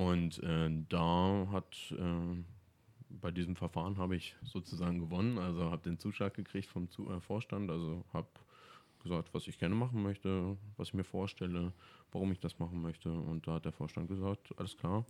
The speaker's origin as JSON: {"language": "German", "town": "Ohndorf", "region": "Lower Saxony", "country": "Germany", "tie": "born or raised there", "said": "in Ohnorf bin ich natürlich aufgewachsen"}